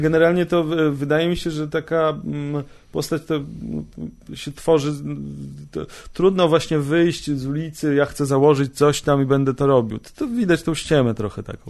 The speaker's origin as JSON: {"language": "Polish", "town": "Bielsk Podlaski", "region": "Podlaskie Voivodeship", "country": "Poland", "said": "ja pochodzę z mm, miejscowości Bielsk Podlaski, 17100 jest kod"}